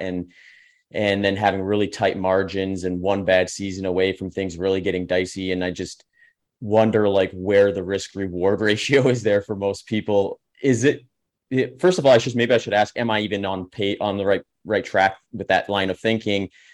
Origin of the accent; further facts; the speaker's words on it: Midwest, United States; I grew up in the Midwest and actually worked on a couple farms